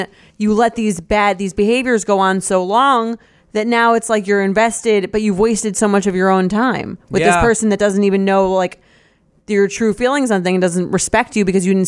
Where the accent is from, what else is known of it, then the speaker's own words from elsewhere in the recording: California, United States; I'm from California.